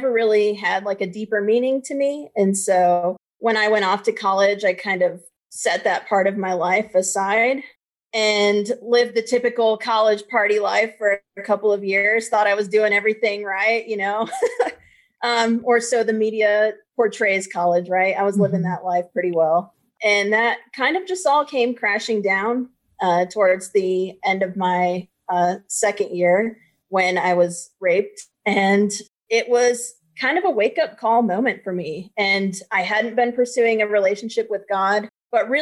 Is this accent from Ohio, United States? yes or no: yes; Ohio, United States; I grew up in the middle of nowhere, Ohio